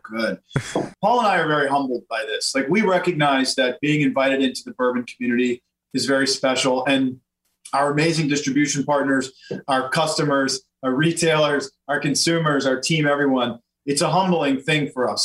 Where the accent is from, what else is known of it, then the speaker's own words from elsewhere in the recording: Louisiana, United States; I'm from Louisiana